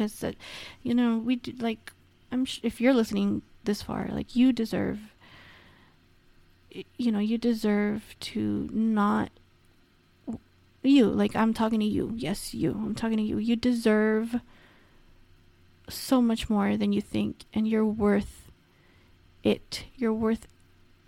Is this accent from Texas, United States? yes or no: no; Los Angeles, California, United States; accent: Valley girl; I am literally from the San Fernando Valley. I'm like totally a Valley girl